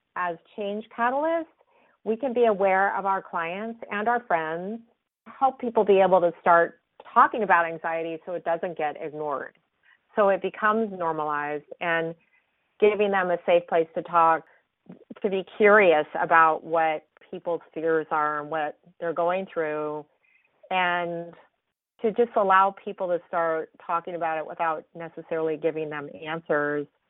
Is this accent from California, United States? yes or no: yes; San Francisco, California, United States; growing up in San Francisco